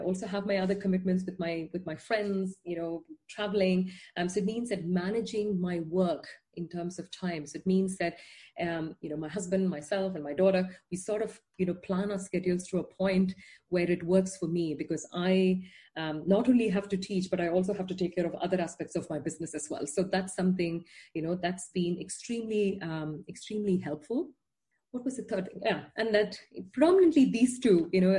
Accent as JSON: {"language": "English", "country": "India", "moved": "as an adult", "lives_now": "Netherlands", "said": "I'm not Dutch. You know, I didn't grow up here. I am from India."}